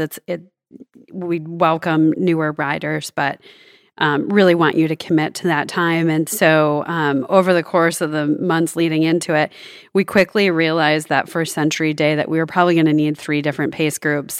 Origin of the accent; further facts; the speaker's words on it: Northern Michigan, United States; also born or lived in Southern California; now in Bentonville, United States; my cycling journey began growing up in Northern Michigan